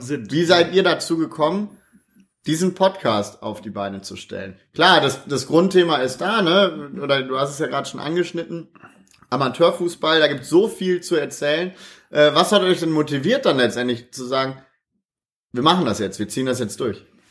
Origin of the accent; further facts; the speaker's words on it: Krefeld, North Rhine-Westphalia, Germany; also born or lived in Düsseldorf; bin nach der Geburt direkt nach Krefeld gekommen, habe mein ganzes Leben in Krefeld verbracht